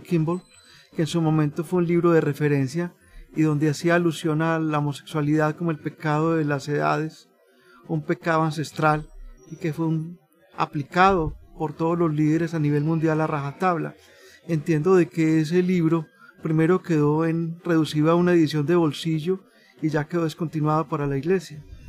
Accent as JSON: {"language": "Spanish", "country": "Colombia", "said": "soy de Colombia"}